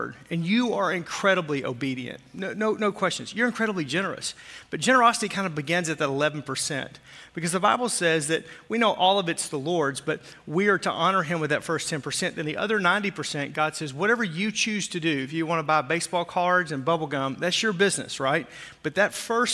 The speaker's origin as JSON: {"language": "English", "region": "Arkansas", "country": "United States", "tie": "born or raised there", "moved": "yes", "said": "I grew up in Arkansas"}